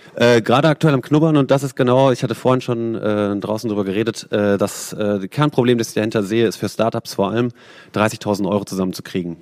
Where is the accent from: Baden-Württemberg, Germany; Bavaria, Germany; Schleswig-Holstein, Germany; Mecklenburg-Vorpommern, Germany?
Baden-Württemberg, Germany; Freiburg im Breisgau; Ich komme selber aus Freiburg im Baden, schöne Weinbauregion.